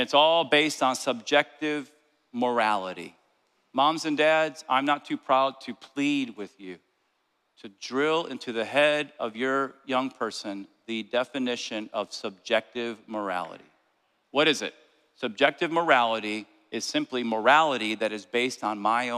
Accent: New Jersey, United States; I'm from Jersey

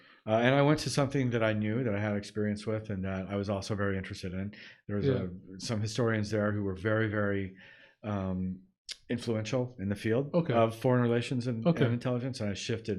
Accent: United States; as an American.

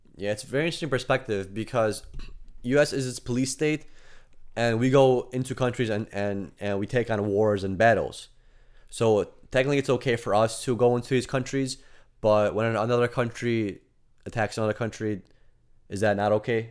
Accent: United States; we are American

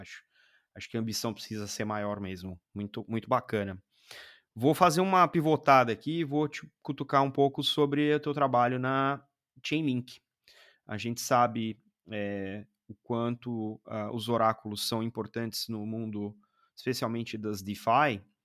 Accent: Brazil; daqui do Brasil, né? Porque, é, enfim, somos brasileiros

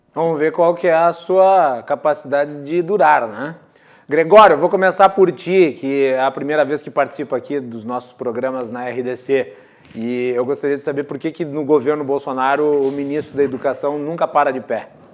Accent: Farroupilha, Rio Grande do Sul, Brazil; eu sou de Farroupilha

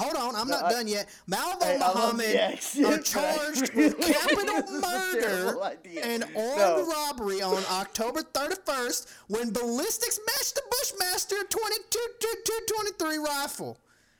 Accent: Louisiana, United States; I am from, or I was born in Louisiana.

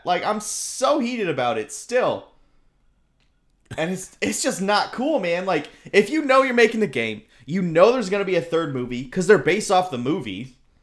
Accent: Southern California, United States; growing up in Southern California here

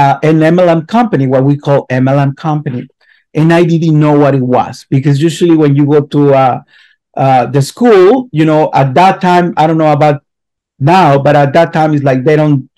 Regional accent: near the Arizona border, Sonora, Mexico; moved away as an adult; also born or lived in Utah; I grew up, I was born in a little tiny town in the north of Mexico, in a desert area, below to Arizona, like an hour from the border

